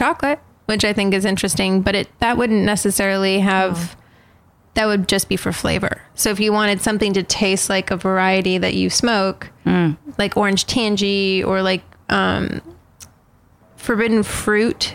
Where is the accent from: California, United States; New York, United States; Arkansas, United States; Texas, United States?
California, United States; Hollister; also born or lived in Berkeley / Rome; now in Los Angeles, United States; I was born in Northern California. So I was born in a town called Hollister, California.